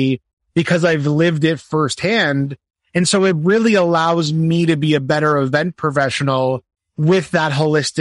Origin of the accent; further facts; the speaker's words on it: Canada; I'm also a Canadian events professional